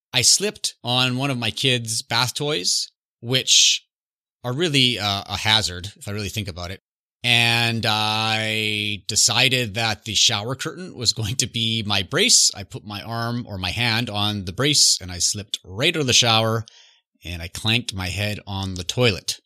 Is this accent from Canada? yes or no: yes; Canada; I'm growing up in Canada